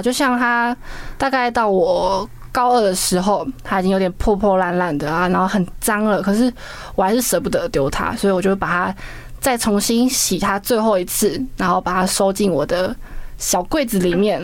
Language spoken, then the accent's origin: Chinese; Kinmen County, Taiwan; 我们是从台湾来的